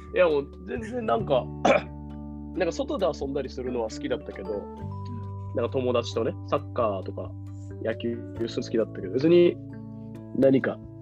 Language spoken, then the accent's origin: Japanese; Sapporo, Hokkaido, Japan; moved away; 札幌は生まれたのが新小谷の病 病院、なんかそこら辺の病院で生まれて